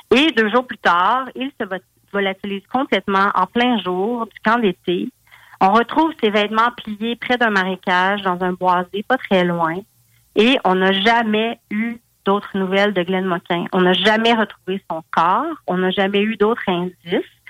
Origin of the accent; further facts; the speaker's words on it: Val-d'Or, Quebec, Canada; je viens de Val d'Or.